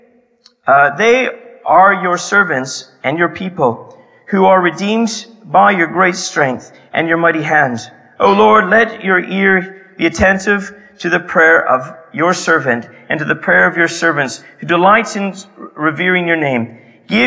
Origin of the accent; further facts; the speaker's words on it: Canada; my hometown in Canada